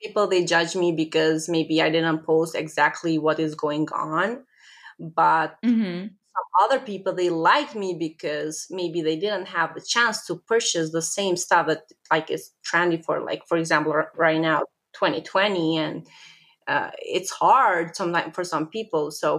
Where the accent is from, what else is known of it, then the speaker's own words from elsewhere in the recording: Albania; English is a second language; I am from Albania.